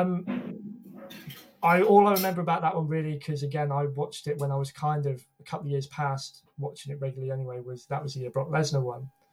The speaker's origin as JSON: {"language": "English", "country": "United Kingdom", "said": "as a Brit"}